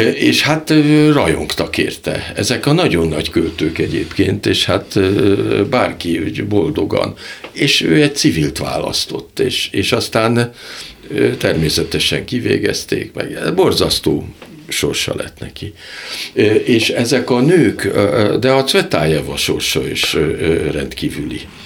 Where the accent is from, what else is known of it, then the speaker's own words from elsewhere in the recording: Hungary; magyarok vagyunk